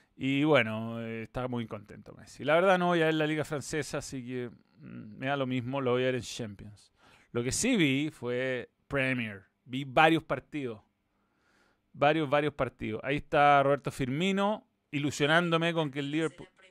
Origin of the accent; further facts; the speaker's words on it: Chile; fútbol chileno